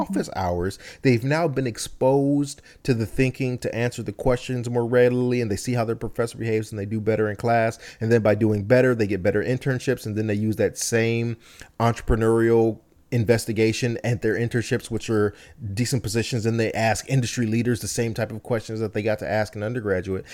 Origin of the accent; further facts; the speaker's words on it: United States; born here, I only know here, I've spent my entire life here